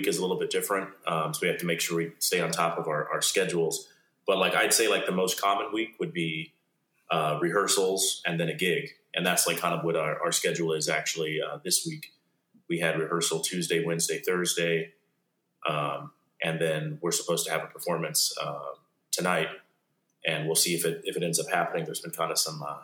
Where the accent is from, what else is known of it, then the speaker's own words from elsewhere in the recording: Pacific Northwest, United States; now in Baltimore, United States; I'm originally from the Pacific Northwest. I started playing music in middle school